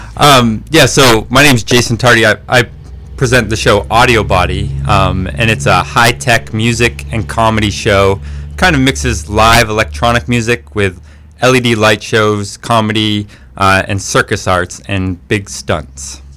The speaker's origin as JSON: {"language": "English", "region": "Maine", "country": "United States", "tie": "born or raised there", "said": "we grew up right here in Maine"}